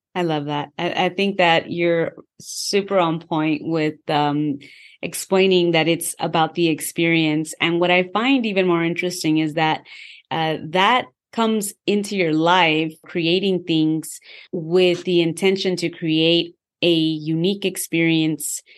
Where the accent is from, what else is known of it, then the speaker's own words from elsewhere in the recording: California, United States; as a Californian